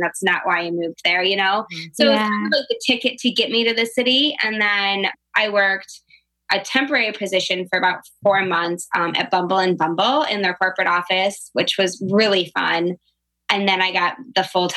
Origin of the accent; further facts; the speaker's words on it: Livonia, Michigan, United States; moved away as an adult; also born or lived in New York; I was born in Livonia, which is like a suburb outside of Detroit. So I'm born and raised here